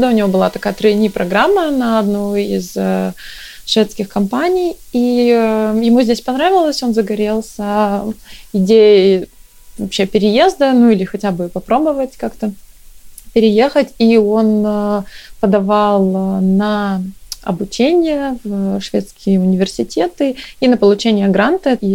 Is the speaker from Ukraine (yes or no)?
no; Chelyabinsk, Chelyabinsk Oblast, Russia; moved away as an adult; now in Stockholm, Sweden; Я вообще приехала сюда из Челябинска. А, мы вместе с мужем приехали, он тоже из Челябинска.